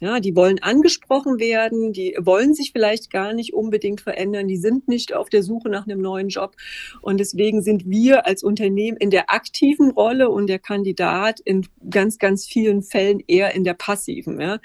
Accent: Erfurt, Thuringia, Germany; moved away as an adult; wieder zurück in meine alte Heimat Erfurt gegangen

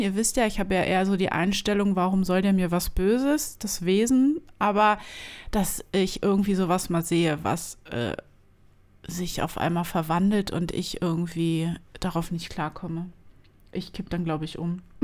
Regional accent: Berlin, Germany; first language German; wir sind Berliner

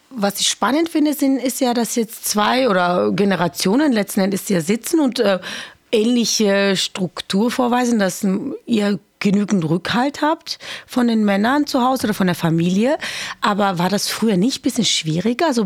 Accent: Georgia; ich komme ja auch aus Georgien, das ist ja auch natürlich sehr kommunistisch beeinflusst worden.

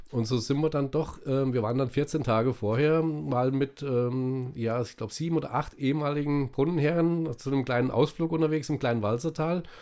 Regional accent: Fulda, Hesse, Germany; In Niesig. Die ersten, meine ersten vier Lebensjahre habe ich in Niesig gewohnt.

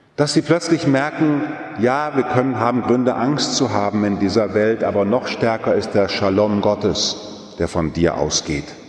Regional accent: Münsterland, North Rhine-Westphalia, Germany; weil ich noch in einer katholischen Kirche groß geworden bin, so gerade noch damals bei uns im Münsterland

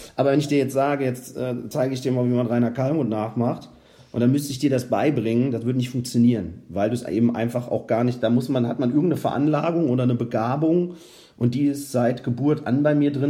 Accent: Rüdesheim am Rhein, Hesse, Germany; also born or lived in Eltville; komme ich ja gebürtig aus Hessen auch, also aus Rüdesheim am Rhein und habe dann in Eltville in der Fassennacht mit zwölf Jahren angefangen

